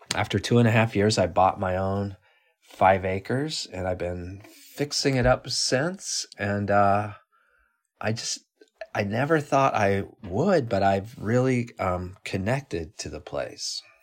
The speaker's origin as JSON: {"language": "English", "region": "Colorado", "country": "United States", "moved": "yes", "lives_now": "New York City, United States", "said": "I'm from Colorado originally and, um, have lived in New York City for twenty-five years or so"}